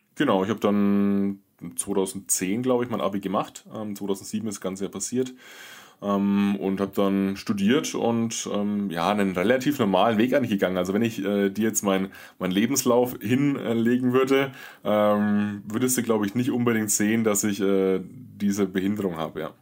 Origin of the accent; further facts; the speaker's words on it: Würzburg, Bavaria, Germany; Ich komme aus Würzburg o-, oder aus der Würzburger Gegend